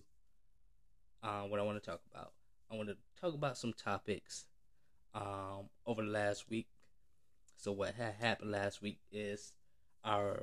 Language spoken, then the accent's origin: English; Florida, United States; I'm from Florida